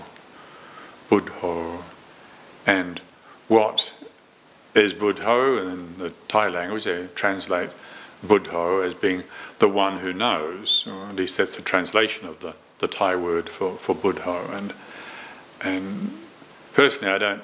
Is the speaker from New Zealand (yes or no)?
yes; New Zealand; moved away; I was born and brought up in New Zealand, although I've lived in this country longer